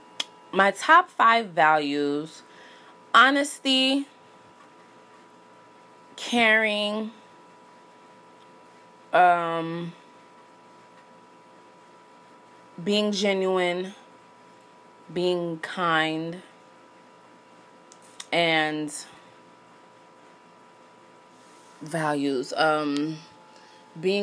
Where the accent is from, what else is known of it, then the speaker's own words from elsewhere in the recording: Miami, Florida, United States; moved away as an adult; now in Los Angeles, United States; I was born in Miami, Florida. I attended North Miami Beach Senior High School.